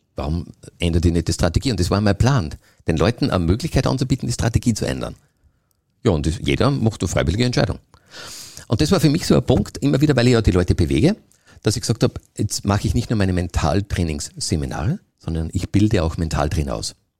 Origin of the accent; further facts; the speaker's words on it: Austria; bei uns in Österreich